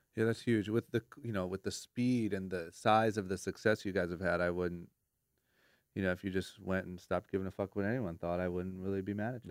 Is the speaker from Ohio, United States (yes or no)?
yes; Ohio, United States; now in Los Angeles, United States; growing up in Ohio